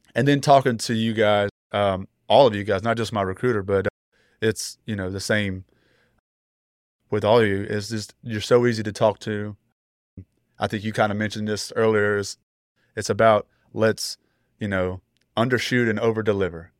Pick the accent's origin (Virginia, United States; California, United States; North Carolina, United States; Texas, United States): North Carolina, United States; Greensboro; I'm from the Greensboro, North Carolina area.